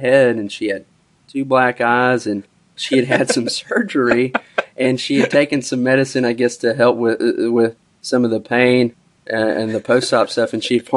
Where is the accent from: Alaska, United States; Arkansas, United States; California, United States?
Arkansas, United States; Little Rock; I grew up here in Little Rock.